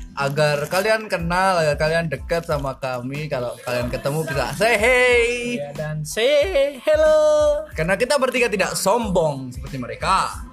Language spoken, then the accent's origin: Indonesian; Surakarta, Central Java, Indonesia; now in Tuban, Indonesia; Saya asalnya dari Solo tapi saya baru pindah hmm, beberapa tahun yang lalu